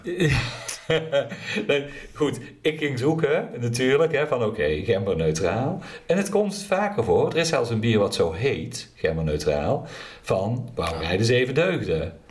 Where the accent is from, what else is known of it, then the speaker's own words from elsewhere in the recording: Netherlands; accent: zachte G; ik verberg mijn zachte G niet.